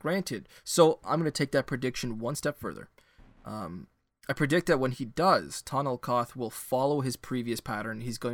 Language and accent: English; Canada; as a Canadian